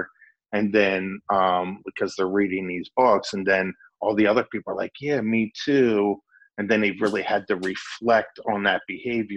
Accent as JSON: {"language": "English", "area": "Lancaster County", "region": "Pennsylvania", "country": "United States", "tie": "born or raised there", "said": "I grew up in Lancaster County"}